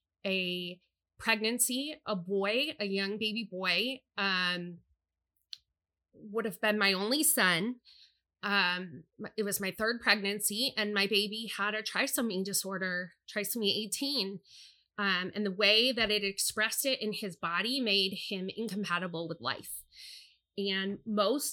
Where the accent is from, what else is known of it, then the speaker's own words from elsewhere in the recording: United States; I'm a middle-aged American woman. I've spent my entire youth and adulthood living in a country